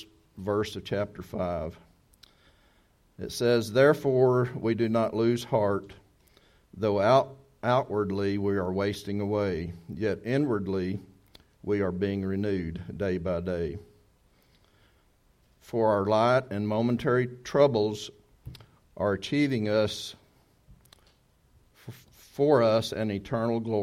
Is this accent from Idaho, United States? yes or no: no; Texas, United States; moved away; if we're from Texas